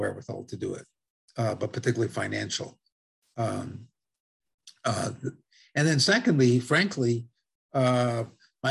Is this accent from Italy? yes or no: yes; Italy; accent: Italian; now in United States; I speak Spanish fluently with an Italian accent. I was born in Italy